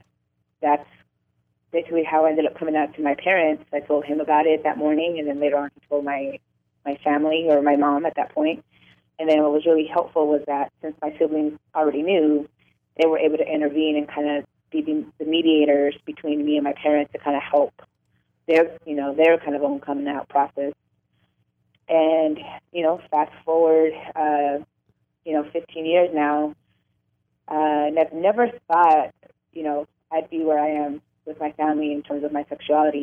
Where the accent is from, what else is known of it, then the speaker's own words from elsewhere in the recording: Orange County, Southern California, United States; I'm originally from Southern California. I grew up in Orange County to two Latino immigrant parents